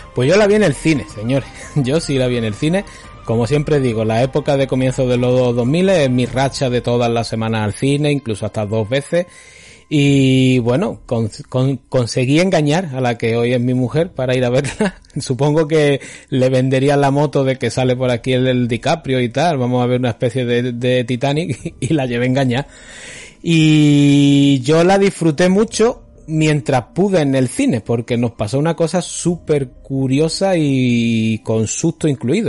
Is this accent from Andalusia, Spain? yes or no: yes; Málaga, Andalusia, Spain; nos criamos en el Five Point de, Málaga